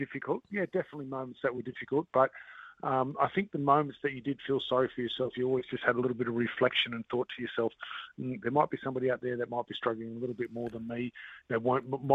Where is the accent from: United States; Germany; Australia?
Australia; moved away as an adult; now in New Zealand; being Australian, I'm from Australia, and while I'm not from Queensland